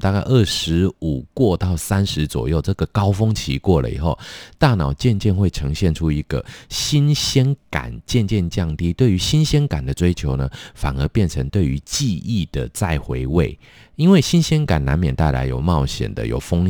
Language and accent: Chinese; Taipei, Taiwan; 对，我是台北人呢。